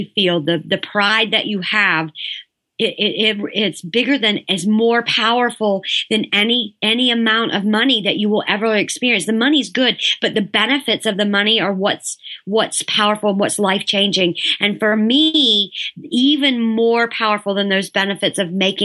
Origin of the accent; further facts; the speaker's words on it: the South, United States; I'm from the South.